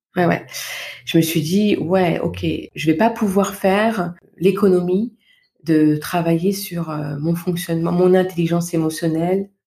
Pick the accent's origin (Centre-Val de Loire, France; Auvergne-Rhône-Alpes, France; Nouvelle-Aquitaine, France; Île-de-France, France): Île-de-France, France; Val-de-Marne, Paris region; moved away; je suis originaire de naissance du Val-de-Marne, en région mmh. parisienne, où j'ai passé toute mon enfance, mon adolescence et puis euh, ma première vie d'adulte